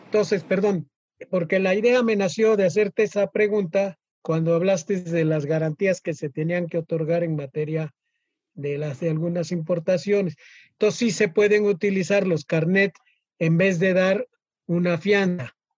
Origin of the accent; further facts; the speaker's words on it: Mexico; como mexicanos